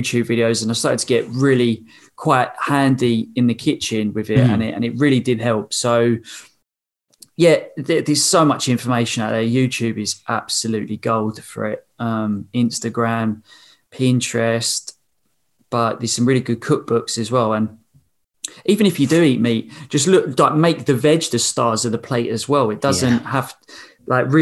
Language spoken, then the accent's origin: English; England, United Kingdom; I was from England